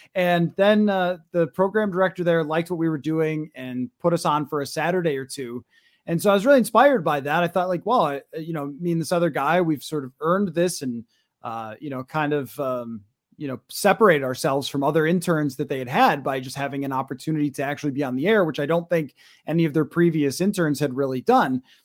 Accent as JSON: {"language": "English", "region": "western New York", "country": "United States", "tie": "born or raised there", "moved": "as an adult", "lives_now": "Minnesota, United States", "said": "I kinda grew up in a small town, maybe an hour outside of Rochester and Buffalo"}